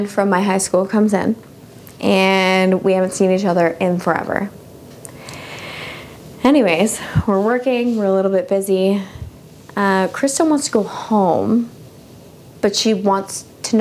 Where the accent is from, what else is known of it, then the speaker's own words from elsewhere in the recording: Canada; We're all Canadian.